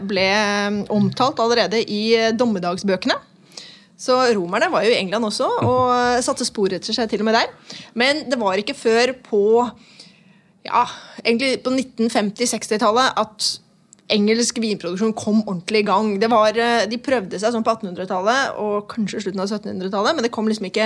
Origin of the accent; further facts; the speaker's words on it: Nesodden, Akershus, Norway; Jeg vil også presisere at jeg er også fra Nesodden.